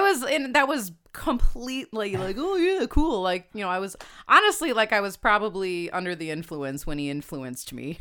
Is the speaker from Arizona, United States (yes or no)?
no; Homer Glen, Illinois, United States; also born or lived in Hinsdale, Illinois; grew up in Homer Glen, Illinois